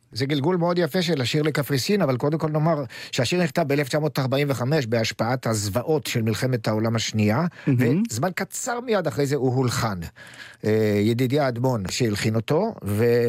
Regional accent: Hadera, Haifa District, Israel; אני בן חדרה

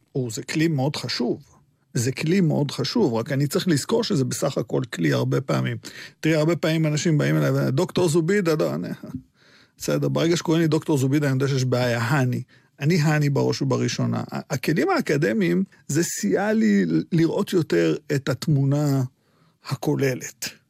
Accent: Petah Tikva, Central District, Israel; Hebrew is a second language; also born or lived in Baghdad, Iraq / Netanya; אני גם גדלתי במקום אה, מאוד מאוד מאוד אה, מופרד, סגרגטיבי, פתח תקווה

